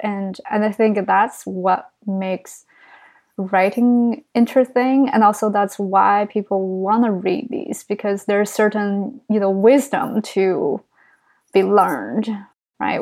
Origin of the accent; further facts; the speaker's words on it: China; English is a second language; now in New York City, United States; I grew up in China. And even though I tell everyone, oh, it's just very s, very small town, but it's like three million population.